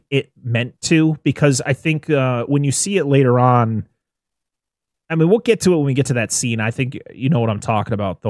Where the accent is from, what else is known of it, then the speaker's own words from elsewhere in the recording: New England, United States; I've seen many license plates in my state because I'm from New England and I live in New England.